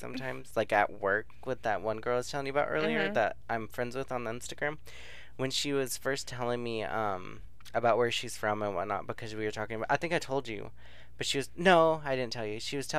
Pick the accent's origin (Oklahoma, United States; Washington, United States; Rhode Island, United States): Rhode Island, United States; I know what you guys are going through because I'm from Rhode Island, so like I know it's like cold as fuck.